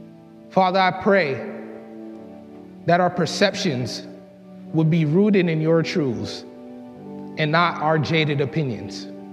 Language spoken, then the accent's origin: English; Boston, Massachusetts, United States; I grew up in the Mattapan neighborhood of Boston, a rough and tough inner-city community.